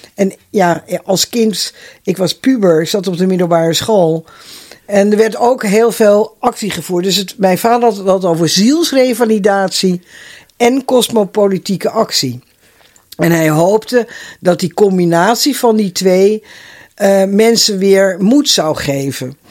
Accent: Netherlands; also born or lived in Schalkwijk; ik ben opgegroeid in het Rozenstok huis. Ja. Ik was 14 jaar dat we daar kwamen wonen.

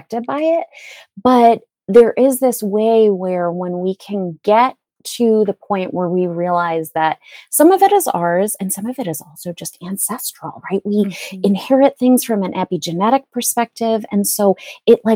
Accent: New England, United States; I was born in New England

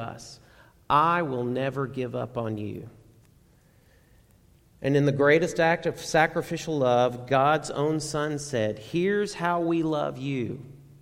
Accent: Garland, Texas, United States; I grew up in Garland, and Dad would commute to Irving

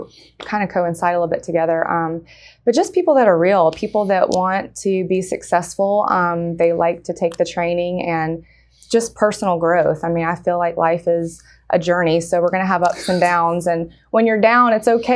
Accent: Atlanta, Georgia, United States; also born or lived in Washington, D.C. / Dallas, Texas; I'm practically a native of Atlanta, and I've been here since I was five

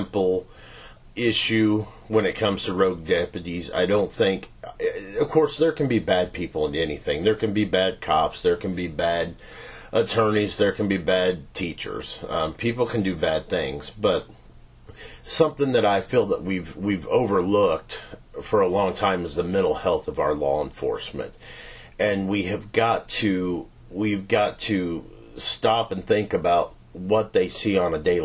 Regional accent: Knoxville, Missouri, United States; also born or lived in Richmond, Missouri; So I grew up in Knoxville, Missouri. We bought a farm out there when I was 3

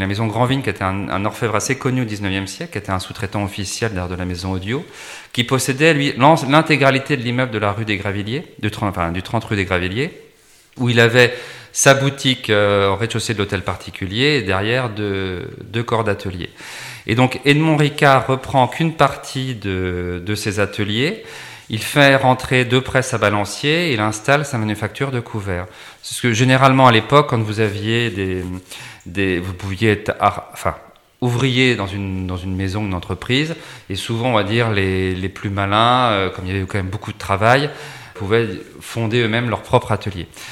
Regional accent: Champagne, Grand Est, France; je suis originaire d'un petit village de Champagne

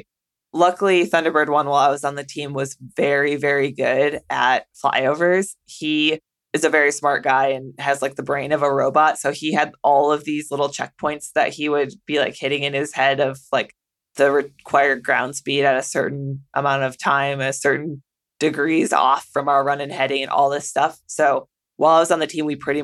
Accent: a small town in the Midwest, United States; moved away as an adult; also born or lived in Las Vegas / Japan; when you're from a small town in the Midwest

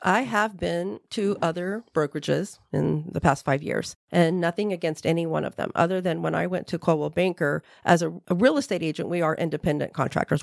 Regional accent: Central Florida, United States; I'm just a Florida native. I was born and raised here in Central Florida.

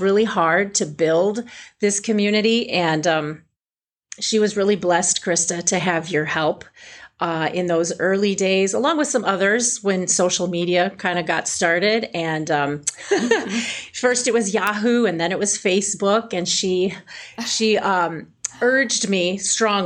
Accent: Illinois, United States; I'm from a small farming town, And I grew up in Illinois with traditional piano lessons.

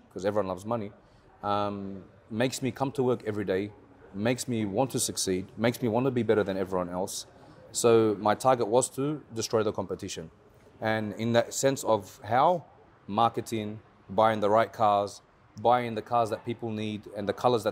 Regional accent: Australia; moved away as an adult; now in Dubai, United Arab Emirates; So originally I'm from Australia. I was born and raised there. My parents are Lebanese.

